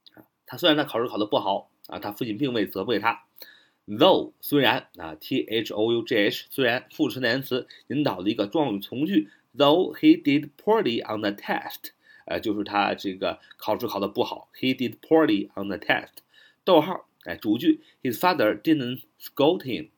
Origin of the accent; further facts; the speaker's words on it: China; 我们中国人